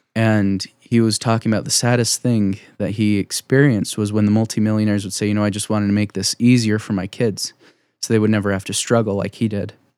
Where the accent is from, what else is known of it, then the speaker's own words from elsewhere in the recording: Saratoga Springs, Utah, United States; I grew up in, uh, you know, Utah County. I'm one of those Utah County Mormons.